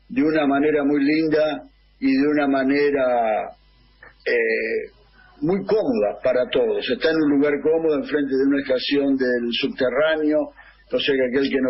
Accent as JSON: {"language": "Spanish", "country": "Argentina", "moved": "as an adult", "lives_now": "Canada", "said": "Los más grandes somos argentinos que vivimos en Canadá"}